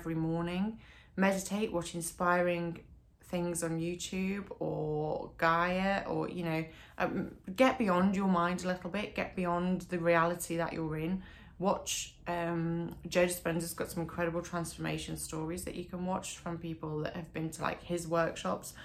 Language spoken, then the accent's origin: English; Derbyshire, East Midlands, United Kingdom; moved away; also born or lived in Australia; I moved back to Derbyshire from Australia when I was 24